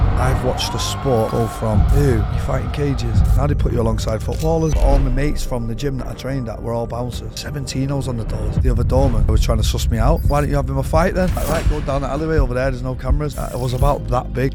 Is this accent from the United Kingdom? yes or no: yes; Manchester, North West England, United Kingdom; I grew up in Withington